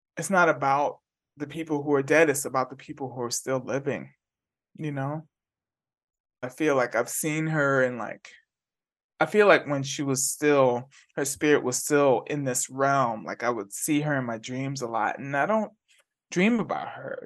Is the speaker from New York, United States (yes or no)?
yes; New York City, New York, United States; moved away as an adult; also born or lived in Bay Area / Atlanta; now in Huddersfield, United Kingdom; I grew up in the Bronx, and I grew up in a two-bedroom, one-and-a-half bath apartment on the concourse